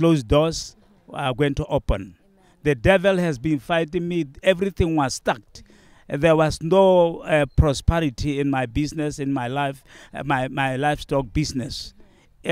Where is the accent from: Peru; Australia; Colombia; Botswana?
Botswana; from Botswana